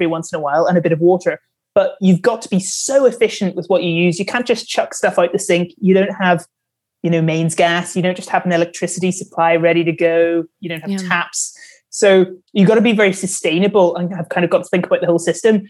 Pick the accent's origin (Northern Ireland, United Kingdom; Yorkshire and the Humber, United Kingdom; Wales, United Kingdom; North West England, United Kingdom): Northern Ireland, United Kingdom; I'm from Northern Ireland